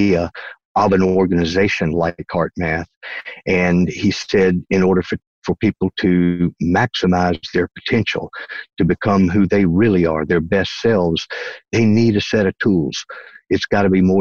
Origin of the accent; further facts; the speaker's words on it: North Carolina, United States; accent: Southern; moved away as an adult; Originally, I'm from North Carolina. That's the East Coast, what we call the South here in the United States. And that's where this accent comes from